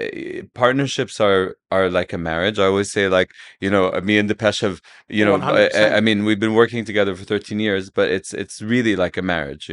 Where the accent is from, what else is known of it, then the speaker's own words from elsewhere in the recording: Saudi Arabia; I grew up in Saudi.